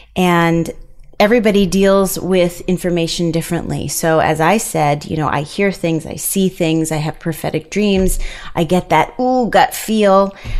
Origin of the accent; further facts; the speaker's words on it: East Coast, United States; moved away; we are both from the East Coast, and we made our way out here